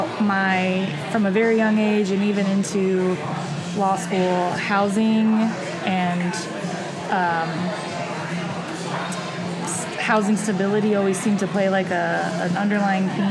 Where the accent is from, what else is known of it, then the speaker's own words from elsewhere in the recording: Bloomington, Illinois, United States; I was born and raised in Bloomington, went to Bloomington schools